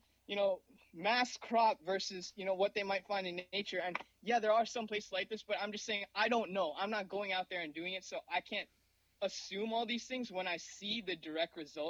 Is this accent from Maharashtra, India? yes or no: yes; Mumbai, Maharashtra, India; born there; Growing up, I come from a Indian background. I was born in Mumbai